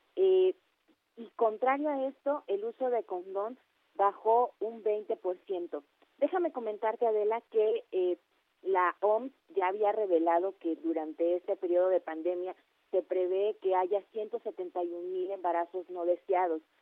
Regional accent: Mexico

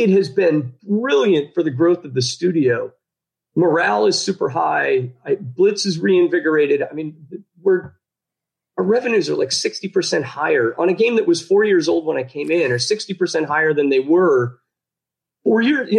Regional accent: Chicago, Illinois, United States; moved away as an adult; now in Belarus; I grew up in the Midwest, right? Actually in Chicago.

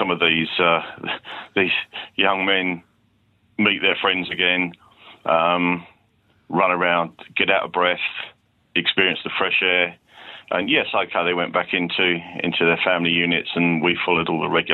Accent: Letchworth Garden City, East of England, United Kingdom; they were my hometown club

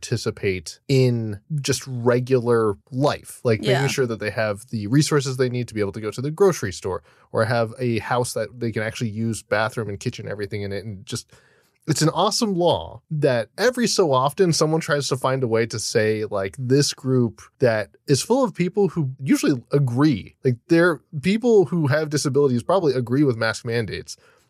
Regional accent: Florida, United States; My hometown.

